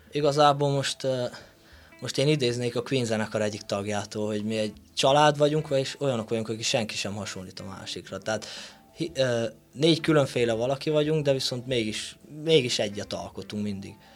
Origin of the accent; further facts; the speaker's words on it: Sălacea, Bihor County, Romania; én onnan származom